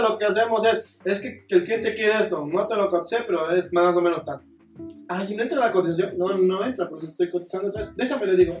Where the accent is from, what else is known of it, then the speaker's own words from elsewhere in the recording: Oaxaca, Mexico; Yo también soy de Oaxaca